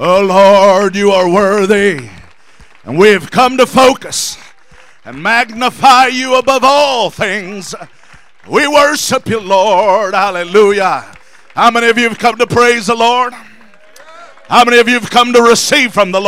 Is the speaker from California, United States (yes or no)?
yes; San Diego, California, United States; moved away as an adult; now in Sacramento, United States; I'm originally from San Diego, and born and raised there for 21 years of my life